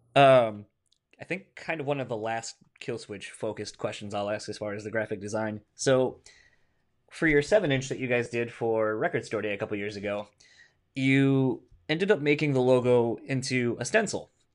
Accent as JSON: {"language": "English", "region": "Delaware", "country": "United States", "moved": "yes", "said": "I'm originally from Delaware"}